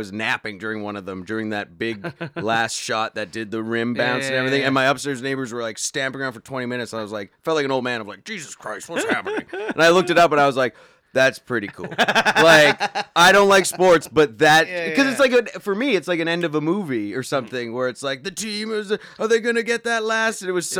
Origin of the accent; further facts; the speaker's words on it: Thunder Bay, Ontario, Canada; now in Toronto, Canada; I grew up in Thunder Bay, which is a hockey town.